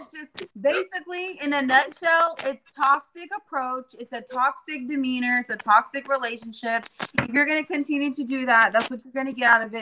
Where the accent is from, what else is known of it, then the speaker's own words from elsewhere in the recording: Jacksonville, Florida, United States; also born or lived in San Diego, California; I was raised in Jacksonville